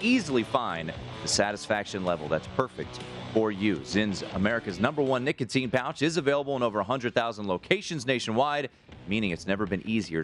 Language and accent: English; Washington, District of Columbia, United States; now in Las Vegas, United States; Washington, D.C., my hometown